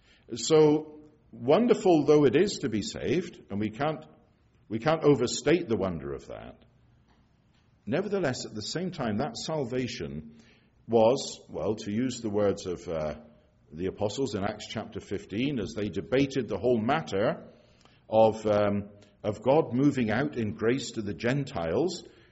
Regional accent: England, United Kingdom; now in Scotland, United Kingdom; I'm English, but I live in Scotland, have done for a lot of years now.

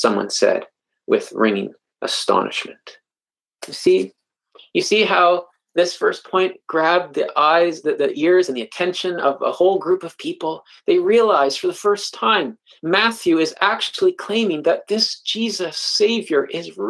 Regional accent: Canada; I'm a Canadian

